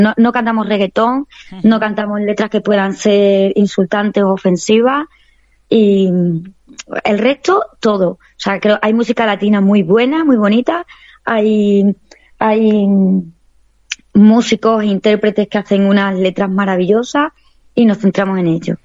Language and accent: Spanish; Extremadura, Spain; mi tierra, Extremadura, que es preciosa y que la quiero, vamos, me siento súper orgullosa de, de, tener mis raíces extremeñas